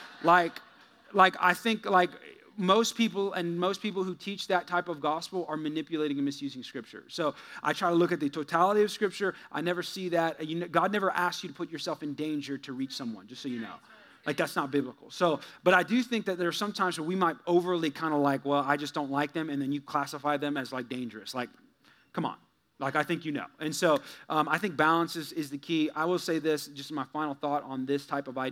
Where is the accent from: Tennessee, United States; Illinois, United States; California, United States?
California, United States; moved away as an adult; also born or lived in Missouri; I'm from there. I'm born there. I'm a Californian